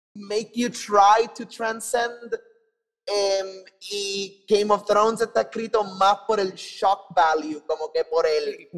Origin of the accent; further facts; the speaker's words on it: Puerto Rico; nosotros eh, nacimos y crecimos en Puerto Rico